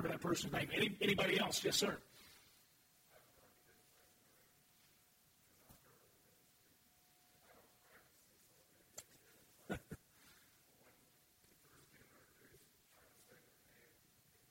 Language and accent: English; Louisville, Kentucky, United States; also born or lived in Murray, Kentucky; moved back to Louisville. And I had, over time, I was real involved with my high school when I was a student and went back to coach there, and then I was the youth pastor of my home church